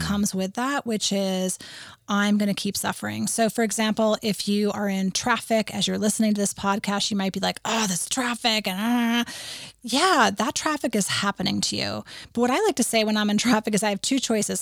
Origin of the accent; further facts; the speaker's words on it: New England, United States; moved away; I grew up in New England